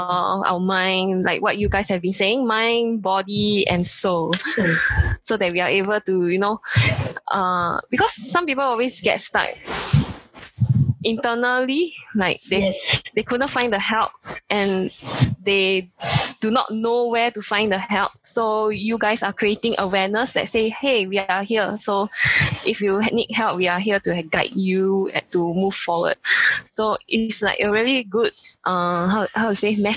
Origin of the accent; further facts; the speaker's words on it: Singapore; I'm from Singapore